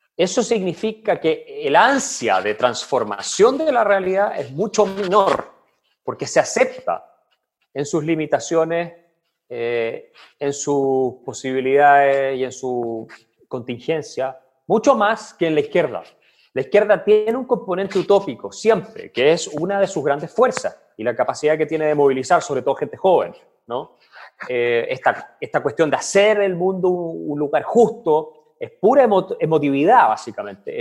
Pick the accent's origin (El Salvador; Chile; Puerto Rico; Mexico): Chile; Villarrica, Araucanía; moved away; also born or lived in Santiago, Chile / Heidelberg, Germany; yo crecí en Villarrica, llegué a Santiago